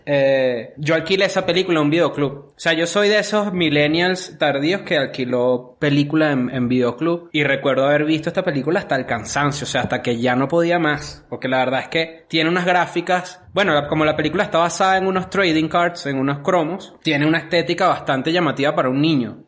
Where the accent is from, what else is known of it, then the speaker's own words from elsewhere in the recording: Caracas, Capital District, Venezuela; yo, yo crecí, nací en Caracas